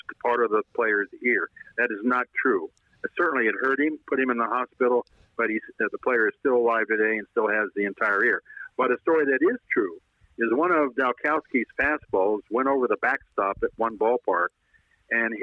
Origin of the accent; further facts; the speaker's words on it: Los Angeles, California, United States; I grew up in Los Angeles